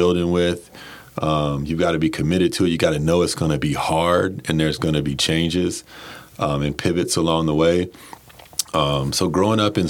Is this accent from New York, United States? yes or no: no; Durham, North Carolina, United States; moved away as an adult; now in Baltimore, United States; grew up in Durham, North Carolina.